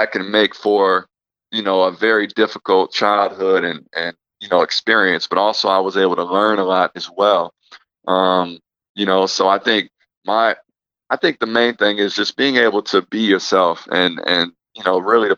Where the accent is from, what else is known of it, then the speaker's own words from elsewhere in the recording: Midwest, United States; And growing up in the Midwest, you know, it's diverse to a point